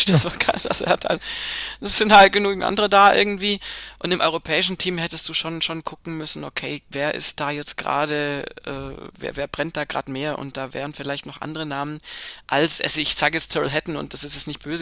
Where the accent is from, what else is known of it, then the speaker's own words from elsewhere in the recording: Italy; German is a second language; jetzt als Italiener jetzt auch mal gesprochen.